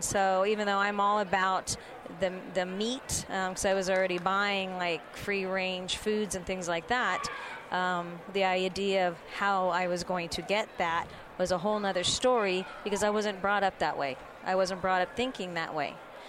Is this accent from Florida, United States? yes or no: no; Oakland, California, United States; also born or lived in Santa Cruz Mountains; So actually the Oakland Bay Area.